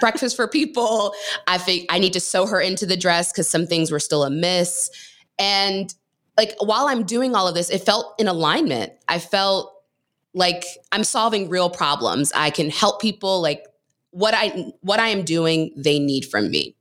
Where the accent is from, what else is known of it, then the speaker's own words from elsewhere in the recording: Maryland, United States; I grew up in Maryland